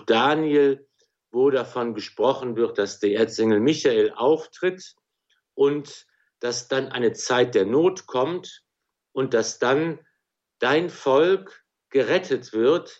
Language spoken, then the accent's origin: German; Remscheid, North Rhine-Westphalia, Germany; also born or lived in Wuppertal / Cologne; in Wuppertal geboren, in Remscheid aufgewachsen